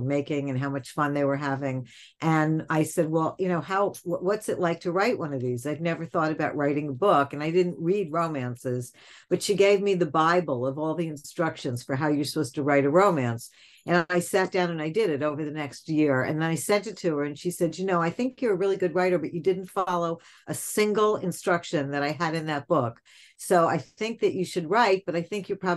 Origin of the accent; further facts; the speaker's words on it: New York City, New York, United States; So I grew up in New York